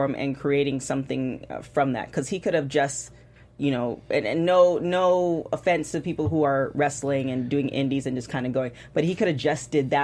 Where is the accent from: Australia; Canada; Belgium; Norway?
Canada; I'm a Canadian